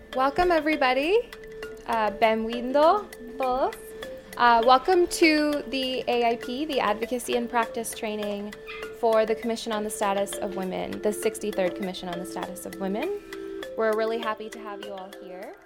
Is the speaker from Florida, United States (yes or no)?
no; Washington, D.C. area, Maryland, United States; moved away as an adult; now in New York City, United States; I am from Washington, D.C., um, in Maryland, just outside Washington, D.C. Um, my parents are from India originally. I'm a first generation American